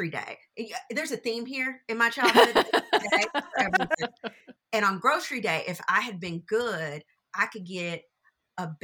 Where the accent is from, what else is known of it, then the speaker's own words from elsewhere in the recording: Louisville, Kentucky, United States; I'm born and raised in Louisville